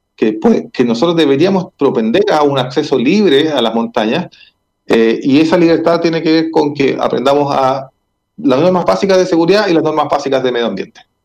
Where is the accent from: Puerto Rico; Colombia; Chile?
Chile; como sociedad chilena